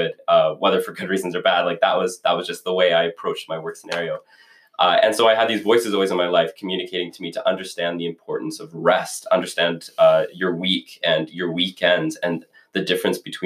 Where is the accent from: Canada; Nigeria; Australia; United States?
Canada; BC, British Columbia; moved away as an adult; now in Regina, Canada